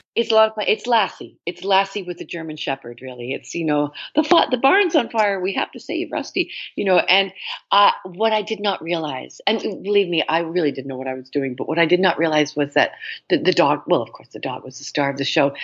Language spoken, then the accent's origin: English; Toronto, Ontario, Canada; I grew up in Toronto